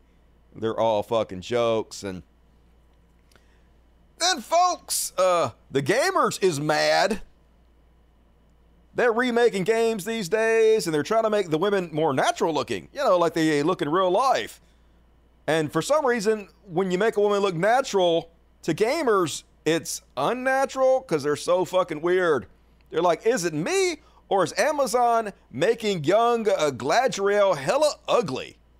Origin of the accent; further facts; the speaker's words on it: Mississippi, United States; I'm from Mississippi